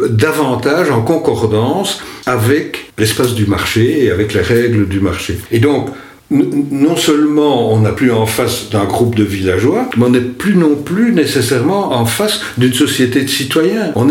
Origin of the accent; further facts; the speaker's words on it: Wallonia, Belgium; parce que on est luxembourgeois et on l'affirme.